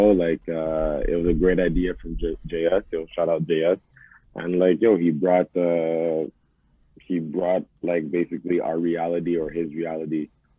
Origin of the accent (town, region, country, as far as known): Montreal, Quebec, Canada; born or raised there